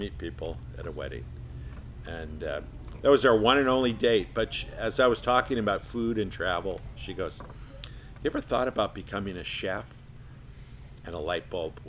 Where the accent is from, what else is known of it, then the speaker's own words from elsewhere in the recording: Campbell, California, United States; Born and raised in Campbell, California